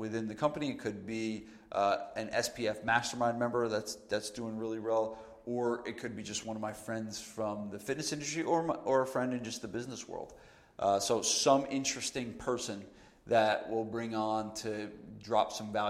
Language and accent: English; New Jersey, United States; I'm from New Jersey